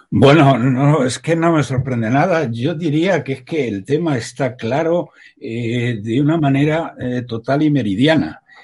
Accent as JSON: {"language": "Spanish", "town": "Salamanca", "region": "Castile and León", "country": "Spain", "said": "soy de Salamanca"}